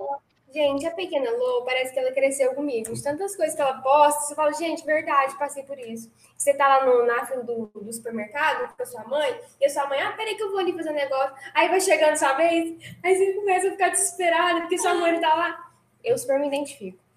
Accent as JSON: {"language": "Portuguese", "town": "Guará", "region": "São Paulo", "country": "Brazil", "tie": "born or raised there", "said": "lá em Guará é uma cidade pequena, né? Explicando para quem não conhece. Então, praticamente, eu estudei com as minhas mesmas pessoas é, a minha vida inteira"}